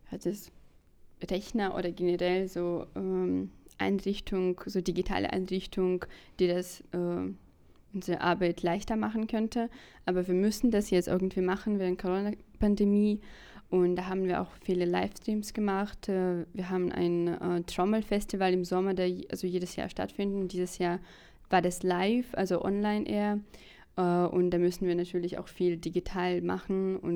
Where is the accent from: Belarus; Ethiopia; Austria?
Belarus; Minsk; moved away as an adult; now in Berlin, Germany; Ich komme ursprünglich, ursprünglich aus Minsk her, aber ich wohne schon seit zwei Jahren in Berlin